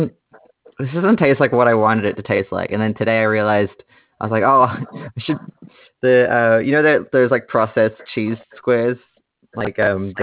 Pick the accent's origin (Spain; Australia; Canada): Australia; I'm I'm Australian, and Sharky is as well.